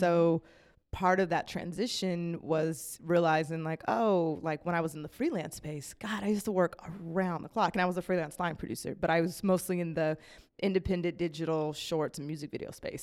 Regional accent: Las Vegas, Nevada, United States; moved away; I was born and raised in Las Vegas, Nevada

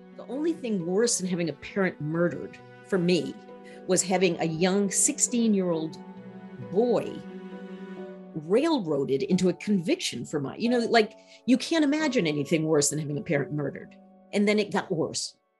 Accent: Maine, United States; I grew up in Maine. Maine is white.

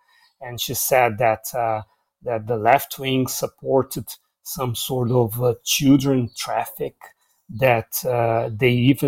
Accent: Goiânia, Goiás, Brazil; my hometown, Goiânia, which is near Brasília.

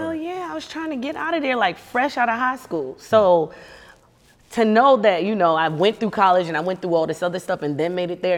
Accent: Charleston, South Carolina, United States; moved away as an adult; now in Los Angeles, United States; I'm from Charleston

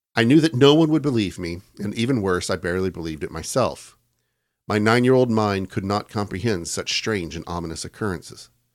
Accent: United States

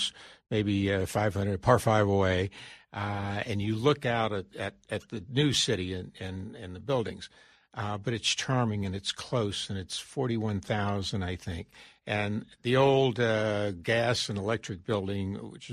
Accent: Florida, United States; moved away; growing up in Florida

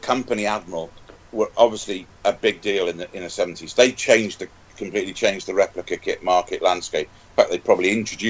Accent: Wales, United Kingdom; I was running around as a Welshman

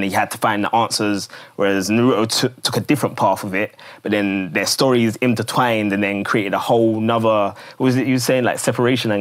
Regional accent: London, United Kingdom; I grew up in Woolwich

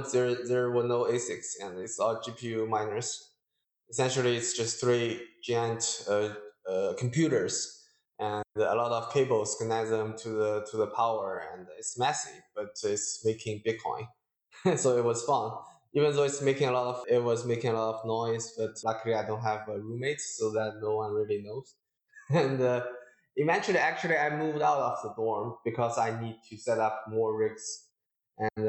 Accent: Hangzhou, Zhejiang, China; moved away as an adult; also born or lived in United States; I was originally born and raised in China, Hangzhou, and I went to school in States

